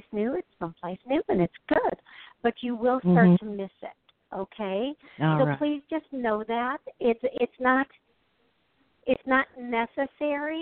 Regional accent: Wisconsin, United States; I'm from Wisconsin. I'm actually near Milwaukee

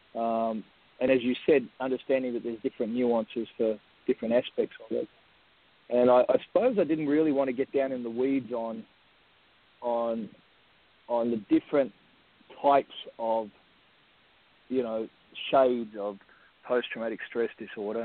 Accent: Australia; I'm Australian Aboriginal

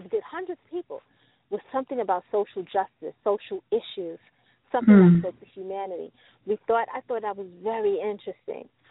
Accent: New York City, New York, United States; Growing up in New York City, we're surrounded by what we call the housing projects

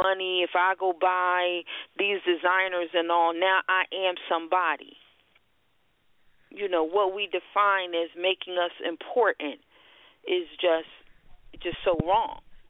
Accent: Philadelphia, Pennsylvania, United States; The Philadelphia Art Museum, I'm from Philadelphia, very well known.

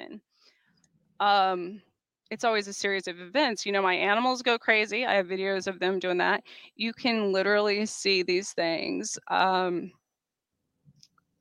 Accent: Roswell, New Mexico, United States; I was born outside of Roswell

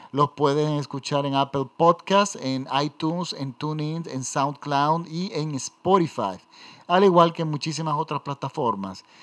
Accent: Venezuela; simboliza en Venezuela, a los venezolanos. Miren, en mi país hay una zona de la ciudad que se llama Gascoy.

